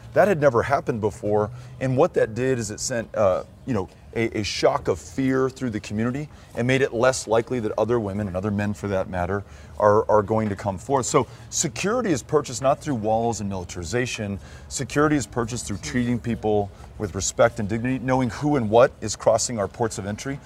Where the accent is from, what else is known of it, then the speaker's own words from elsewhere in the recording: El Paso, Texas, United States; I was born and raised in El Paso